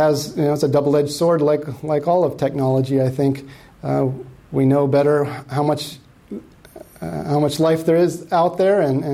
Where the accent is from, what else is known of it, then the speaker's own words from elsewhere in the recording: Tucson, Arizona, United States; moved away; I came from Arizona. I grew up in Tucson